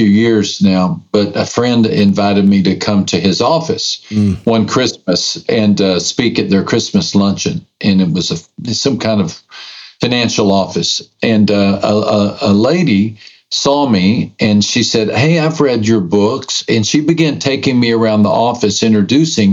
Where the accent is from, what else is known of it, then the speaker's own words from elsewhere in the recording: West Texas, United States; I was raised in West Texas